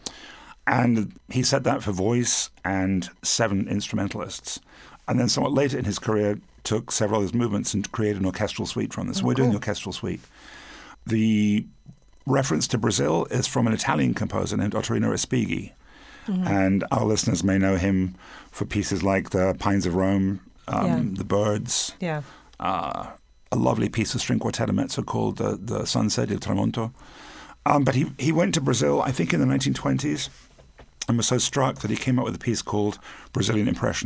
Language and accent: English; England, United Kingdom; now in United States; I'm from England